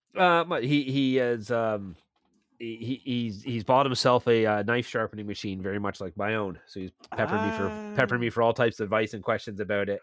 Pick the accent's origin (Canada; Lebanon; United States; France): Canada; Milton, Ontario; moved away as an adult; now in St. Catharines, Canada; I I now live in St. Catharines, and this is a guy in my hometown of Milton